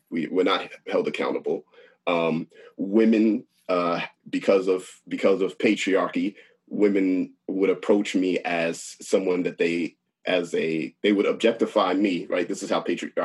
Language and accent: English; Long Island, New York, United States; I'm from Long Island